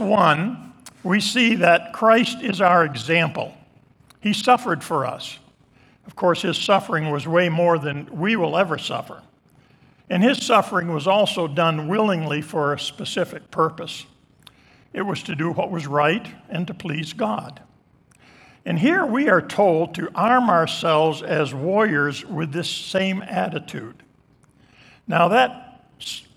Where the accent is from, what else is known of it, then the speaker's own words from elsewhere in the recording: Island Pond, Vermont, United States; moved away; also born or lived in Dover Plains, New York; In the church that I grew up in Island Pond, Vermont